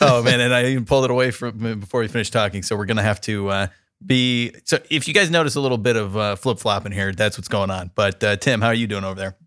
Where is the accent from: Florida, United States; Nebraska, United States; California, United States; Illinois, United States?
California, United States; San Diego; now in Columbus, United States; I grew up in San Diego, California